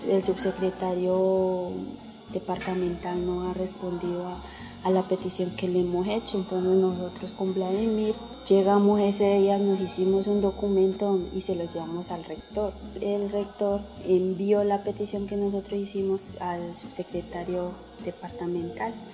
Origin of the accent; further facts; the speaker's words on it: Florida, Valle del Cauca, Colombia; vengo del municipio de Florida, de la debería de Benecer. Tengo 25 años, yo soy casada